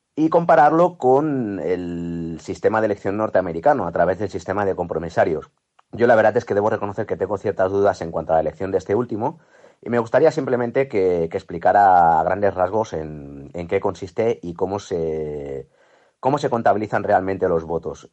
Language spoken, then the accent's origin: Spanish; Badalona, Catalonia, Spain; Soy de Badalona